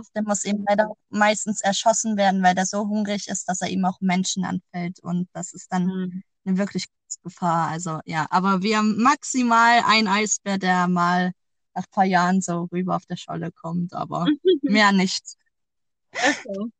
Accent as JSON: {"language": "German", "country": "Germany", "moved": "yes", "lives_now": "Iceland", "said": "bei uns in Deutschland"}